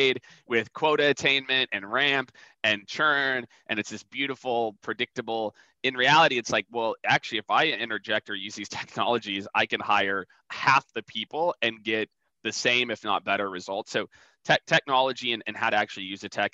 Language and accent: English; rural Iowa, United States; moved away; also born or lived in Nebraska; I was born in Iowa. I lived on a farm. I lived on a feedlot for a while. But the town I was born in had 900 people in the middle of like northwestern Iowa. And I grew up in rural Iowa, Nebraska, the first part of my life